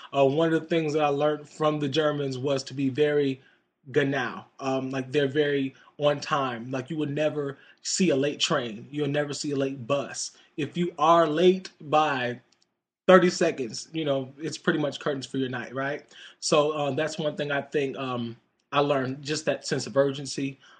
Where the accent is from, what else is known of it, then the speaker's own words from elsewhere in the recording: United States; just being an American